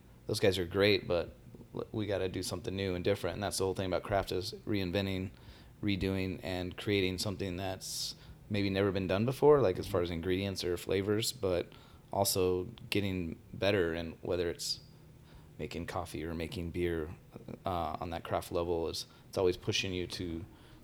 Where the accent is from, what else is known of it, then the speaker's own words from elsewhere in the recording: Tucson, Arizona, United States; also born or lived in Phoenix area; I grew up in Tucson my whole life. I've only been up here maybe 6 years.